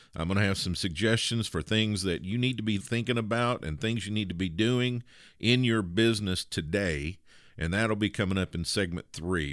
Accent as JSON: {"language": "English", "region": "the South", "country": "United States", "accent": "Southern", "said": "you can probably tell I'm from the South by uh, ever so slight accent"}